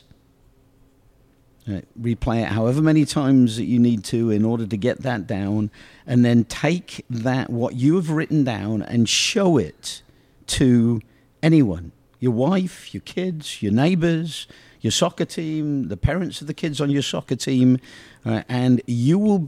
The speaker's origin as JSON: {"language": "English", "town": "Oxford", "region": "South East England", "country": "United Kingdom", "tie": "born or raised there", "said": "growing up in Oxford is this wonderful community"}